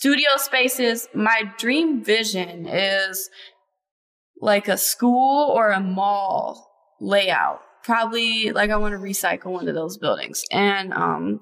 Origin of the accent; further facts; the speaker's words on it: Cleveland Heights, Ohio, United States; I live in Cleveland now, but I was raised in Cleveland Heights, so it's still pretty close